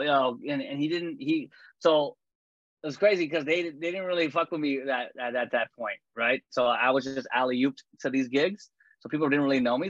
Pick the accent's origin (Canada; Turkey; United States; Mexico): Canada; I'm Canadian